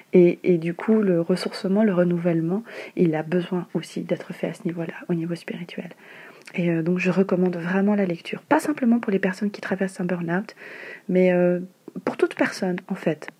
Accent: Madagascar; now in Paris, France; je suis malgache

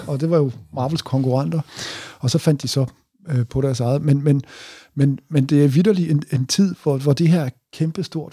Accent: Southern Jutland, Southern Denmark, Denmark; jeg er vokset op i Sønderjylland

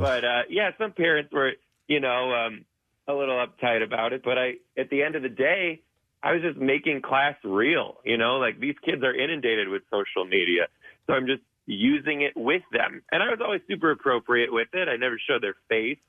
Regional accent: Detroit, Michigan, United States; I'm from Detroit

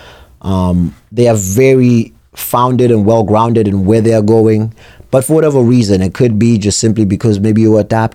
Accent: Durban, KwaZulu-Natal, South Africa; now in New Hampshire, United States; I was born and raised in South Africa

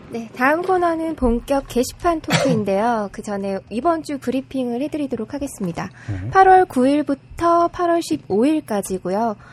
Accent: Gyeongsang, South Korea; 제가 또 경상도 사람이다 보니까

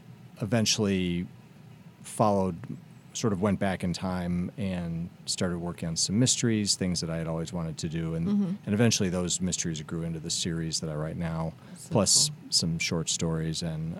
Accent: Finger Lakes, New York, United States; also born or lived in Bloomington; now in Columbus, United States; I'm from Finger Lakes.

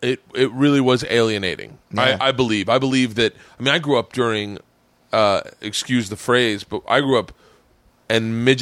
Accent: the South, United States; I remember growing up in the South and there was distinct racism.

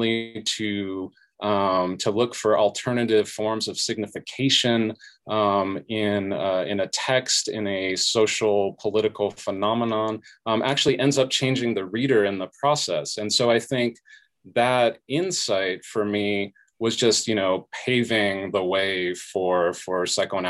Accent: Southern California, United States; So I was a first generation college student growing up in Southern California

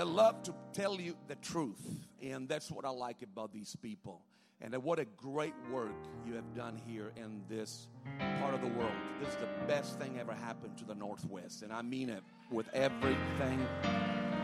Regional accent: Sicily, Italy; moved away as an adult; also born or lived in Rome, Italy; I was born and raised in Italy and on an island called Sicily.

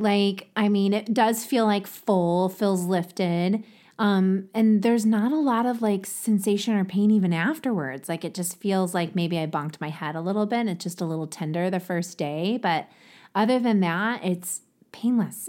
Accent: Ohio, United States; accent: Ohio; my Ohio accent

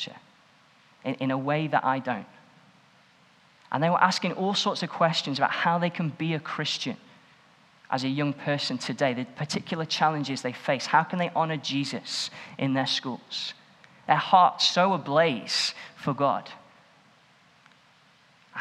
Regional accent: Stoke-on-Trent, West Midlands, United Kingdom; I grew up in Stoke-on-Trent and was at a church called Swan Bank

